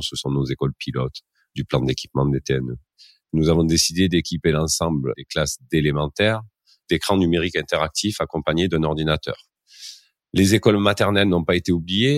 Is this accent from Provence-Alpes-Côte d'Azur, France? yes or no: yes; Marseille, Provence-Alpes-Côte d'Azur, France; il paraît que ça s'entend un petit peu à mon accent, mais ben, je suis originaire de, la ville de Marseille, euh, plus précisément de ces quartiers nord. Donc, j'ai grandi dans une école maternelle de la ville